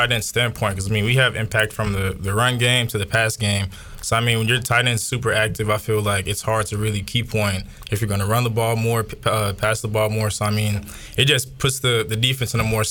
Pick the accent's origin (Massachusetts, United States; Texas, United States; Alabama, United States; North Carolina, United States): North Carolina, United States; Charlotte; I'm from Charlotte, North Carolina.